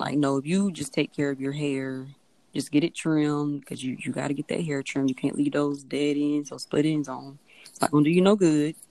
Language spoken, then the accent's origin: English; Biloxi, Mississippi, United States; now in Ocean Springs, United States; I'm from Biloxi, currently residing in Ocean Springs